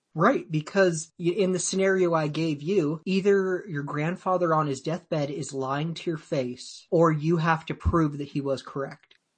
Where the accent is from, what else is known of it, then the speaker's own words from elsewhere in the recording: Woodland, Washington, United States; I grew up in Woodland, Washington.